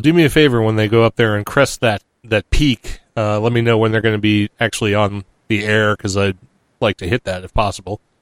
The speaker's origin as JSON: {"language": "English", "region": "New Hampshire", "country": "United States", "tie": "born or raised there", "said": "New Hampshire, I think, and that's my home state."}